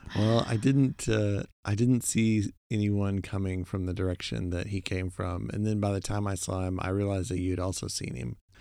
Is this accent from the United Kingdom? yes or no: no; Oklahoma, United States; moved away; also born or lived in Texas; growing up in Oklahoma